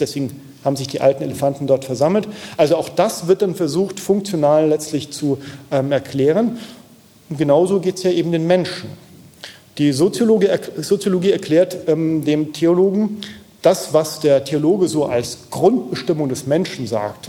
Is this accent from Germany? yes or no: yes; Aachen, North Rhine-Westphalia, Germany; ich komme aus der Nähe, also Aachen, ja, in weiterem Sinne Nähe von, vom, vom Neandertal